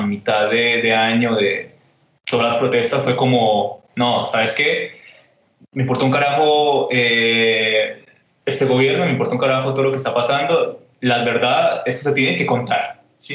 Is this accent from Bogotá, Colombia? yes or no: yes; Bogotá, Colombia; also born or lived in Honda, Tolima / Buenos Aires, Argentina; now in Medellín, Colombia; yo nací en Onda, me crié en Bogotá, viví en Buenos Aires y ahora estoy aquí en Medellín